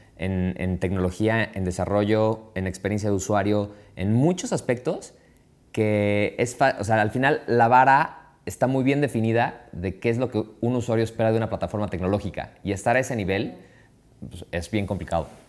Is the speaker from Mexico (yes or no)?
yes; Mexico